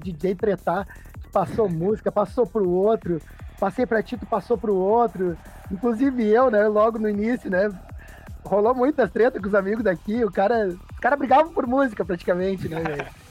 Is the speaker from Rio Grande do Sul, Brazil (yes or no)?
yes; Porto Alegre, Rio Grande do Sul, Brazil; Sou de Porto Alegre, Rio Grande do uhum. Sul. Sempre morei, morei na capital